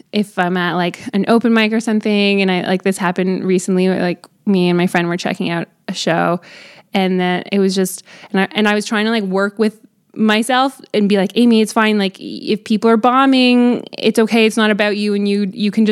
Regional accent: Canada; you're Canadian

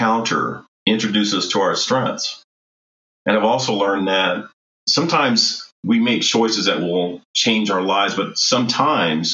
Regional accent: Colorado Springs, Colorado, United States; my family moved to Colorado Springs, I believe is probably 1963, which makes me a native of Colorado Springs

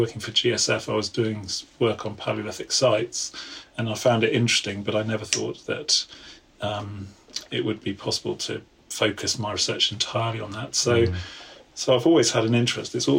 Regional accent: Cheltenham, South West England, United Kingdom; I'm from Cheltenham, so not so far away

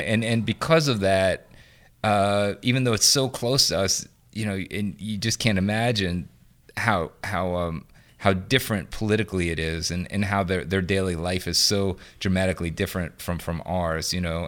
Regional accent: New Orleans, Louisiana, United States; I grew up on Saint Ann, um, in the French Quarter.

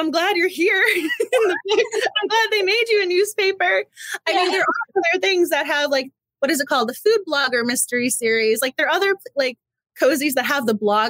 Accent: Massachusetts, United States; moved away; I'm from Massachusetts originally

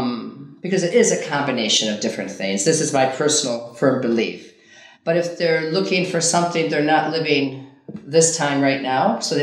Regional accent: Ikaria, North Aegean, Greece

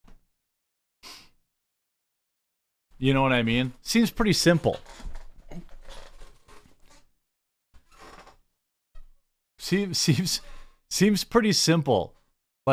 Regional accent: United States; As an American

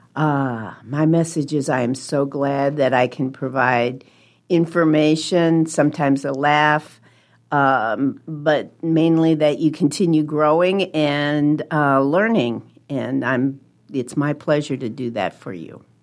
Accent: Webster Groves, Missouri, United States; moved away as an adult; also born or lived in New Jersey; now in Omaha, United States; I, uh, was born in New Jersey, grew up in Webster Groves, Missouri, which is a suburb of Saint Louis

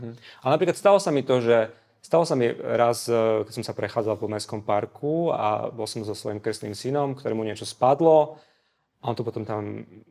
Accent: Košice, Košice Region, Slovakia; moved away as an adult; also born or lived in Prešov / Luxembourg; now in Bratislava, Slovakia; ja som Košičan, ja som sa narodil v Prešove, ale ako, uh, žil som takmer celý život v Košiciach, potom bola Bratislava a potom ten Luxemburg

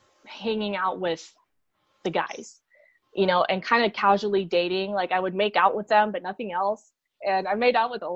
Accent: Peru; moved away; I'm from Peru

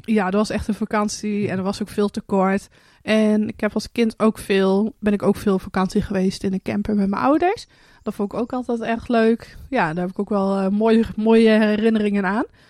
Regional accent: Hardenberg, Overijssel, Netherlands; now in Friesland, Netherlands; dat we in Friesland zitten, want we komen dan zelf uit Hardenberg

